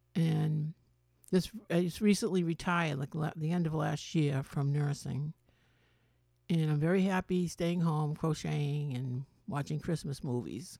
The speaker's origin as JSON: {"language": "English", "town": "Medford", "region": "Massachusetts", "country": "United States", "tie": "born or raised there", "said": "I grew up in Medford, Massachusetts"}